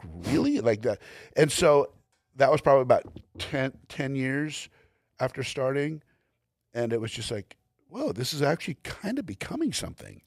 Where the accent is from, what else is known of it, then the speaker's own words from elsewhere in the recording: Glendale, California, United States; I was born in Glendale, California, went to school in Glendale, California, graduated from Glendale, California